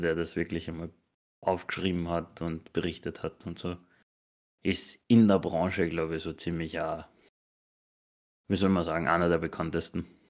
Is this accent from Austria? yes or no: yes; Austria; bei uns in Österreich